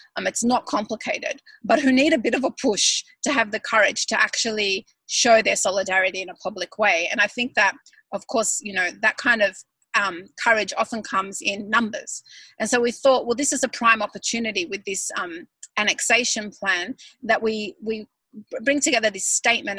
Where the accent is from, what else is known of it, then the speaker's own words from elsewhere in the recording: Melbourne, Victoria, Australia; moved away as an adult; now in Sydney, Australia; I grew up in Melbourne and then when I got married I moved to Sydney and I still feel, you know, Melbourneian